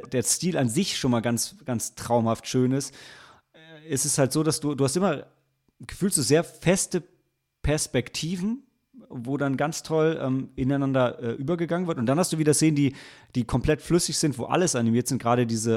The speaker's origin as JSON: {"language": "German", "town": "Lilienthal", "region": "Lower Saxony", "country": "Germany", "tie": "born or raised there", "said": "auf so einem Feldweg in Lilienthal, wo ich aufgewachsen bin"}